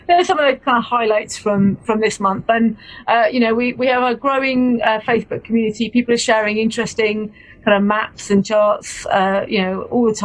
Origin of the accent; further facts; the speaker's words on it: Bedford, East of England, United Kingdom; I'm from Bedford